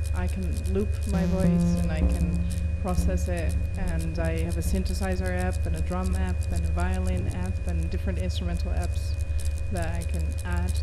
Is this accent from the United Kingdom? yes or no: no; Netherlands; moved away as an adult; also born or lived in Boston; now in New York, United States; From the Netherlands. South of Amsterdam.